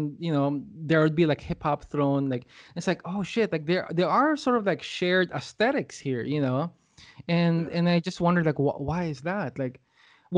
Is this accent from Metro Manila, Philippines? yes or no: yes; Quezon City, Metro Manila, Philippines; moved away as an adult; now in Los Angeles, United States; I'm from Los Angeles, but I was born and raised in Manila, Philippines